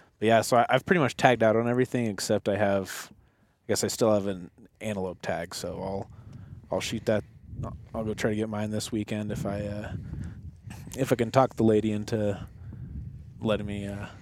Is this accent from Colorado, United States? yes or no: yes; Colorado, United States; moved away as an adult; now in Wyoming, United States; I grew up in Colorado, but I moved up there a couple years ago.